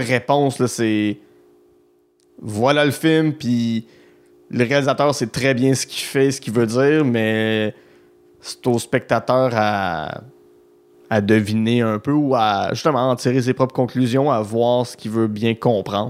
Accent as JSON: {"language": "French", "area": "Outaouais", "region": "Quebec", "country": "Canada", "said": "je viens, de l'Outaouais"}